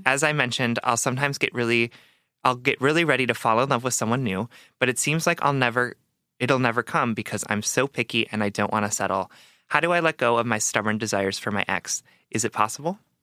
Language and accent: English; Wisconsin, United States; I'm from Wisconsin, right? So, yes, like, my parents could take me to restaurants as, like, at any age, and they could buy me booze